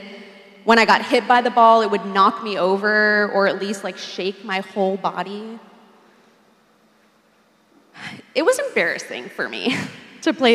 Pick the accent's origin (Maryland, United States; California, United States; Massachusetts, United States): California, United States; Southern; moved away as an adult; now in Boston, United States; I grew up in Southern California, moved to Boston about 8 years ago